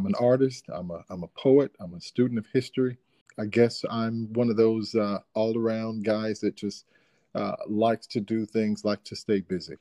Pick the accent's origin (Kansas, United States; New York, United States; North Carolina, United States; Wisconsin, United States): North Carolina, United States; Dunn; also born or lived in Ohio / Georgia; I am from North Carolina, born and raised here in a small city called Dunn.